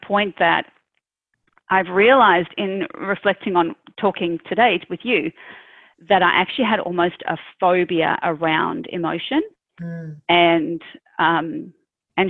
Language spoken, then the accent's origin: English; South Africa; moved away as an adult; now in Australia; originally born and raised in South Africa. I immigrated to Australia when I was I think 30